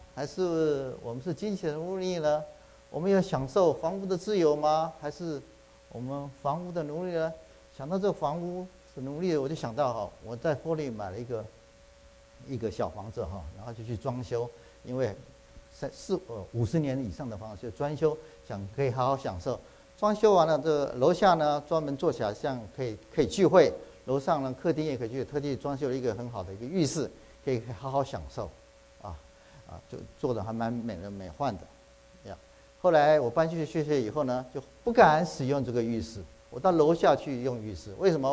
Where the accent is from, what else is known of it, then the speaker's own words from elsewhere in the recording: Taiwan; now in United States; 这个冬天我回去啊，去台湾去看我母亲，我父亲两年前过世，我母亲，呃，年纪老迈，现在九十四岁了